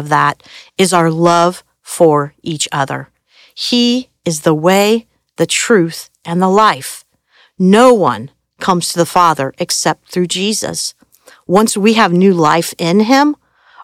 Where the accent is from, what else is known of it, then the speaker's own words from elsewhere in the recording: Indiana, United States; I grew up in Indiana where basketball is religion